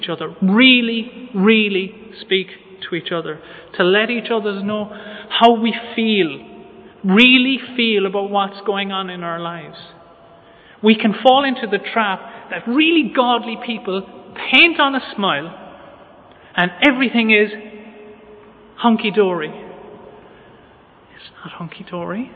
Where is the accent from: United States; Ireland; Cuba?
Ireland; as Irish people